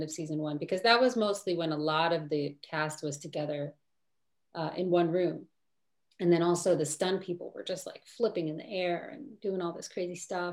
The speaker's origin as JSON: {"language": "English", "town": "Lodi", "region": "New Jersey", "country": "United States", "tie": "born or raised there", "moved": "yes", "said": "I grew up in Lodi, New Jersey"}